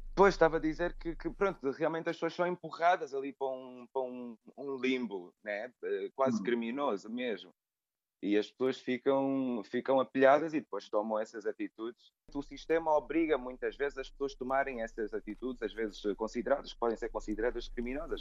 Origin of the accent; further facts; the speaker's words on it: Angola; also born or lived in United States; now in Portugal; Eu nasci em Portugal, só que sou filho de angolanos. E os meus pais, pronto, regressaram logo para Angola e eu, e eu cresci